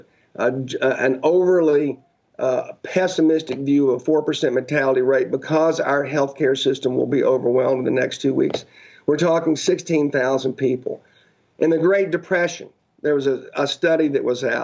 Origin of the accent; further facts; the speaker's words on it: United States; as American people